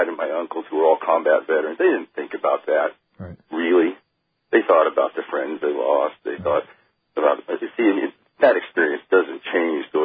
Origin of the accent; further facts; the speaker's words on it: Oregon, United States; I was born in Oregon